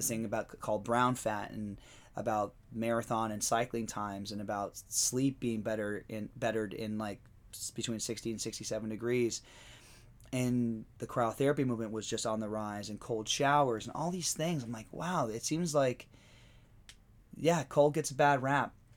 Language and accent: English; Pennsylvania, United States; moved away; my hometown in Pennsylvania